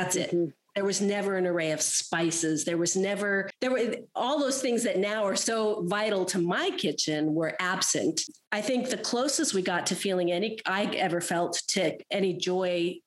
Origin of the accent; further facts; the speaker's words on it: Southern California, United States; also born or lived in Santa Barbara / Burundi; I am a Southern California girl. So my initial geography that shaped me was Southern California, beach communities in particular